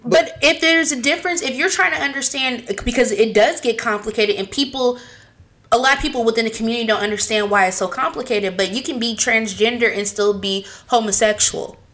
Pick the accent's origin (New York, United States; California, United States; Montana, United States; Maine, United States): California, United States; We're from California